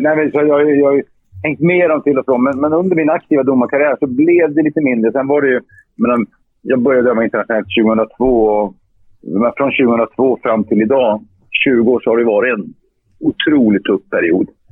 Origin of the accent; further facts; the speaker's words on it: Luleå, Norrbotten County, Sweden; Jag gick fotbollsskolan i Luleå, min hemstad.